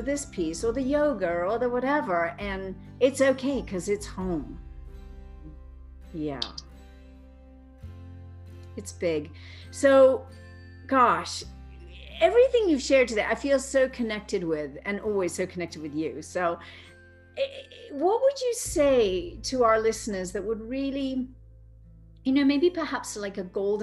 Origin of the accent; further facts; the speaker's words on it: Cambridge, East of England, United Kingdom; now in Boulder, United States; I grew up in Cambridge with a mother who was considered mentally ill